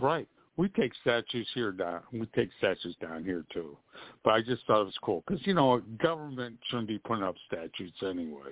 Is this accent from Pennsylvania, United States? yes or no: yes; Pittsburgh, Pennsylvania, United States; accent: East Coast; also born or lived in Florida; now in Orlando, United States; I'm originally from the Pittsburgh area